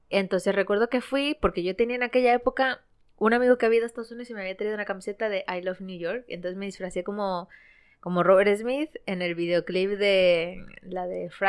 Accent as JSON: {"language": "Spanish", "country": "Ecuador", "moved": "yes", "lives_now": "Spain"}